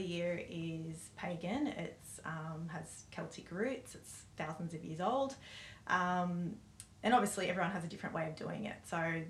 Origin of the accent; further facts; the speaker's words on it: Central Coast, New South Wales, Australia; I am from the Central Coast